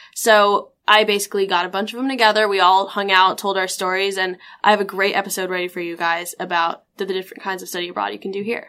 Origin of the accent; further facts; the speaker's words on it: Cupertino, California, United States; I'm from Cupertino, California.